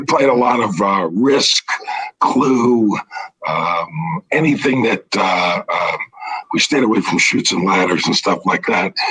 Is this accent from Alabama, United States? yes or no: no; New York City, New York, United States; I grew up in the Bronx, kind of a high risk neighborhood